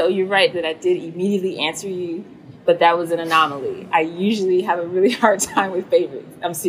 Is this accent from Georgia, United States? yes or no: yes; Atlanta, Georgia, United States; I was born and raised in Atlanta, Georgia.